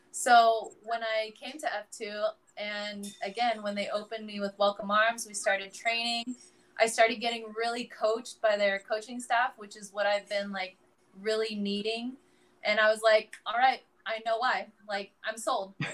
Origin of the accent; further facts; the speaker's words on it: Philippines; I can I can confirm right here, everyone, that I am full Filipino.